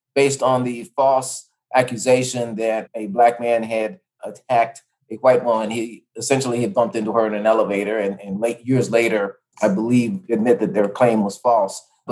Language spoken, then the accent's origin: English; Tulsa, Oklahoma, United States; I grew up in Tulsa, Oklahoma